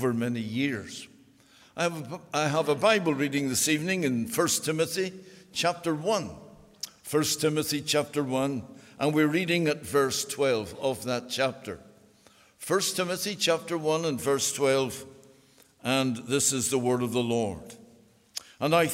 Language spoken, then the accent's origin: English; Belfast, Northern Ireland, United Kingdom; I was born on the Donegal Road in Belfast.